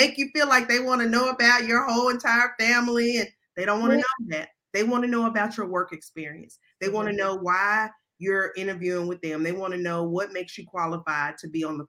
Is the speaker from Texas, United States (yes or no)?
no; Memphis, Tennessee, United States; I'm from Memphis